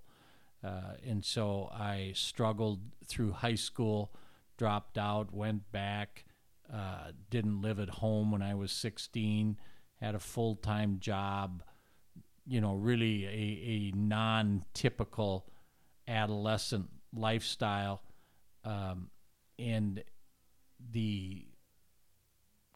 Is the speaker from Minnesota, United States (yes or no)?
yes; Minneapolis, Minnesota, United States; I grew up in Northeast Minneapolis